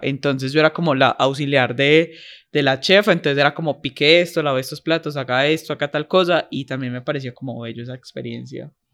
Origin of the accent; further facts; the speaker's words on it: Paisa, Antioquia, Colombia; yo soy paisa